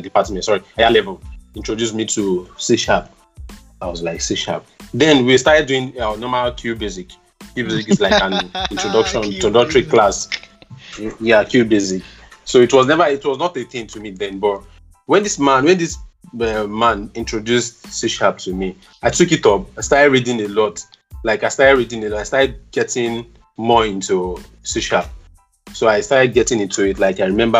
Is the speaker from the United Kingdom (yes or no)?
no; Ogun State, Nigeria; also born or lived in Akure; I'm a Nigerian, by birth. I was born in Ogun State